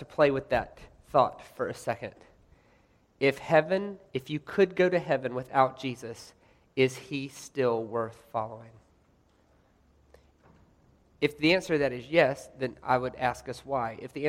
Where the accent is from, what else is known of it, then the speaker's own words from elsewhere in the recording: United States; I'm American